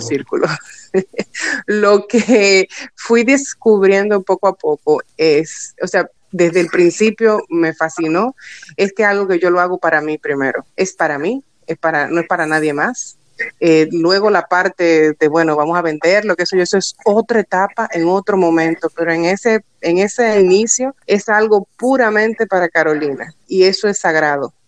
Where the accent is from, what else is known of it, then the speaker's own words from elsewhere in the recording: Dominican Republic; soy mujer dominicana